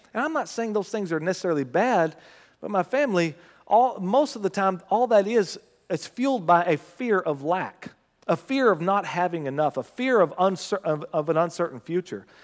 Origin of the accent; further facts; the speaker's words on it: United States; As an American